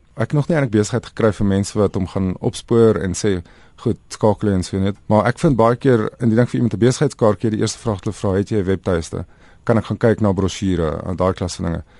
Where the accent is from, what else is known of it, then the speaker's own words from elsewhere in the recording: South Africa; ons as Suid-Afrikaners